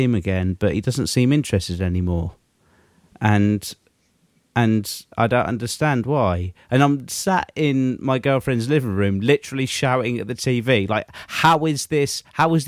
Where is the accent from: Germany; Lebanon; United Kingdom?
United Kingdom; England; we're English